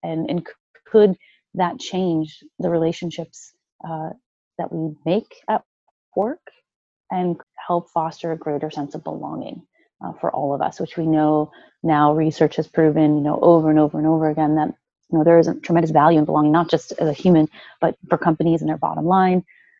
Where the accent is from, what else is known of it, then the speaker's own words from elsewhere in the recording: Midwest, United States; You know, I grew up in the Midwest. You know, we have a really solid work ethic.